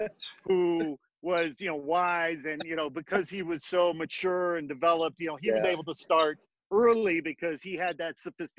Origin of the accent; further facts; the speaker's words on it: Midwest, United States; also born or lived in Gary, Indiana; And grew up outside Chicago, about 40 miles on the shore of Lake Michigan.